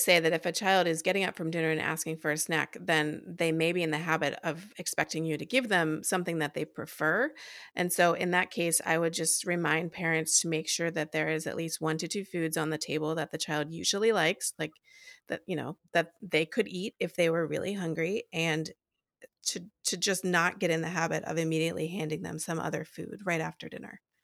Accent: East Coast, United States; moved away as an adult; now in Des Moines, Iowa, United States; I grew up on the East Coast and moved here about ten years ago

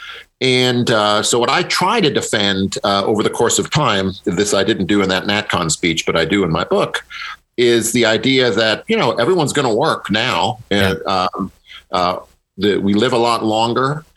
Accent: Midwest, United States; I'm a Midwesterner myself

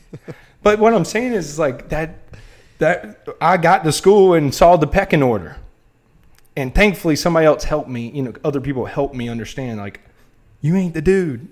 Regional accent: Wilmington, North Carolina, United States; I'm from Wilmington, North Carolina

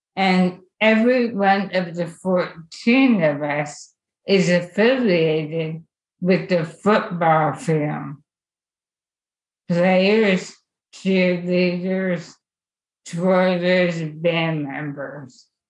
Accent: Lehigh Valley, Pennsylvania, United States; I grew up in the Lehigh Valley

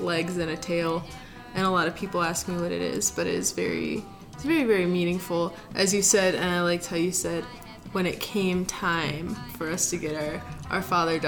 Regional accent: Akron, Ohio, United States; I'm from Akron

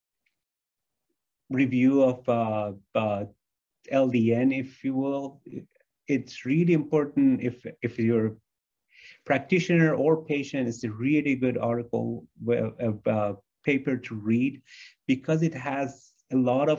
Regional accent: United States; a lot of us as American are inflamed all the time because we eat inflammatory foods.

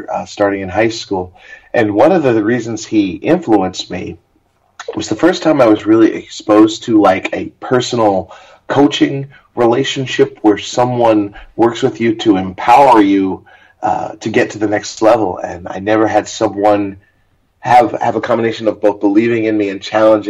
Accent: Hempstead, New York, United States; also born or lived in Queens, New York; I was born in 1979 in Hempstead, New York, which is on the south shore of Long Island. So I'm a native New Yorker

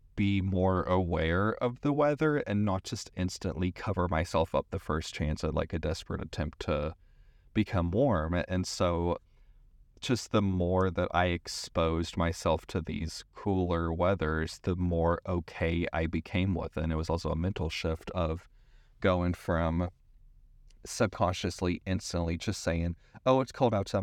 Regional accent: East Tennessee, United States; moved away as an adult; also born or lived in San Francisco; I grew up in East Tennessee

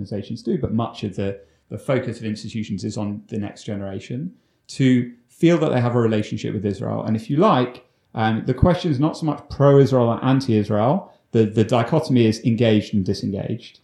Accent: London, United Kingdom; I grew up in London, but the one in the UK

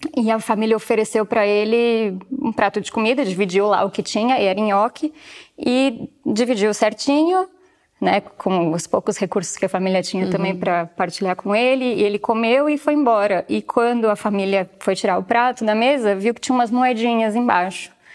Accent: São Paulo, Brazil; moved away as an adult; now in Porto, Portugal; eu sou de São Paulo

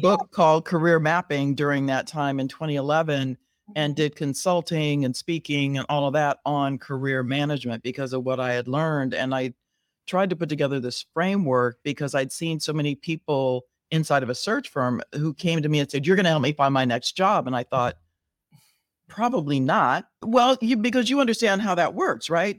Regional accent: Southern California, United States; moved away as an adult; also born or lived in Riverside, California; now in Chicago, United States; I was born and raised in Southern California

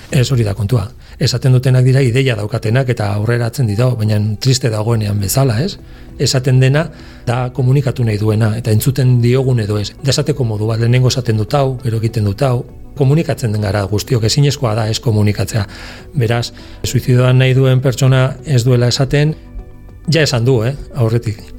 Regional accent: Navarre, Spain; gure Nafarroan

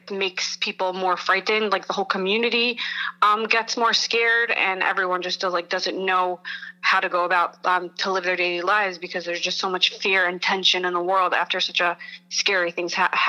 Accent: Lakewood, United States; I'm from Lakewood and I'm doing great, thank God.

